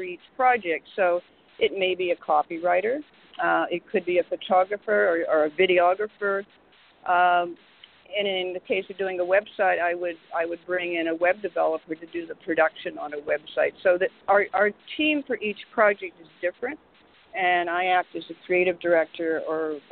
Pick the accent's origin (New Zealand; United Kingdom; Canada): Canada; Vancouver, British Columbia; moved away as an adult; also born or lived in Montreal / Toronto; now in New York, United States; I'm originally from Vancouver, Canada. I went to school there. I went to university and art school.